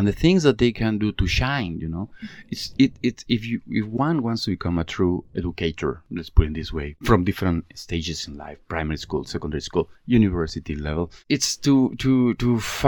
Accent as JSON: {"language": "English", "country": "Mexico", "moved": "as an adult", "lives_now": "Malaysia", "said": "I'm from Mexico. I've been living in Malaysia for about the last 16 years or so"}